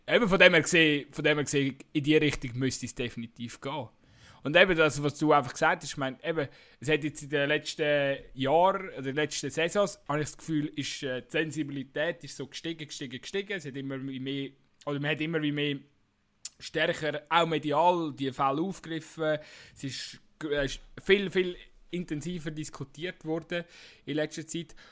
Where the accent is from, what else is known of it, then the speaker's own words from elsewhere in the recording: Switzerland; bei uns in der Schweiz